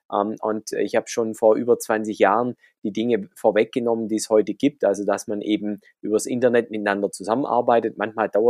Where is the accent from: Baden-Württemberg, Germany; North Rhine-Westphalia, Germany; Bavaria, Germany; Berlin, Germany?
Baden-Württemberg, Germany; accent: Swabian; ich komme ja aus dem Schwabenland, das hört man ab und zu raus.